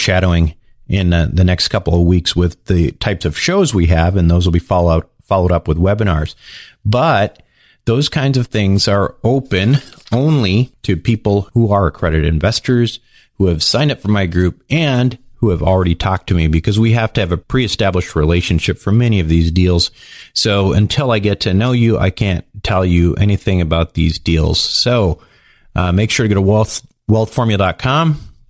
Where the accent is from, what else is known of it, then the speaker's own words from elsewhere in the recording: Minnesota, United States; I used to be a hockey player when I was growing up in Minnesota